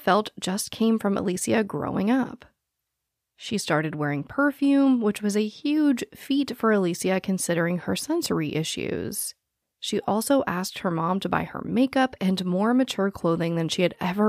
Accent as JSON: {"language": "English", "town": "Phoenix", "region": "Arizona", "country": "United States", "tie": "born or raised there", "said": "I was born and raised in Phoenix, Arizona"}